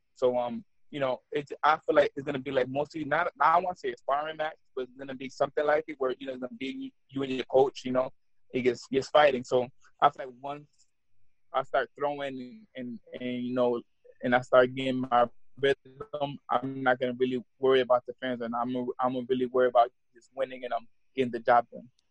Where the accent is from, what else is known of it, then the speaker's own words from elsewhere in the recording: Albany, New York, United States; I'm from New York.